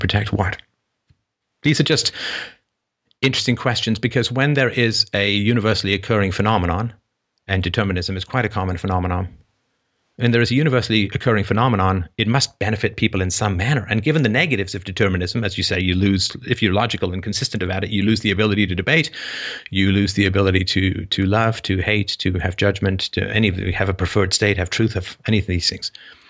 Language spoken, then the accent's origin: English; Don Mills, Ontario, Canada; also born or lived in England; I grew up in Don Mills, and I was 11 when we got there, and I didn't know how to skate because I was from England and not a lot of skating in England.